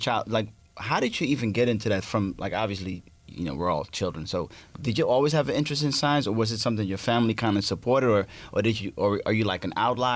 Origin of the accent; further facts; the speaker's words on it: San Francisco, California, United States; I'm from the Bay. I'm from San Francisco. Yeah, I went to high school